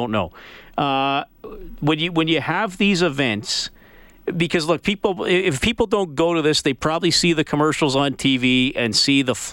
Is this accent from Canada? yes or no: yes; Evansburg, Alberta, Canada; I grew up in Evansburg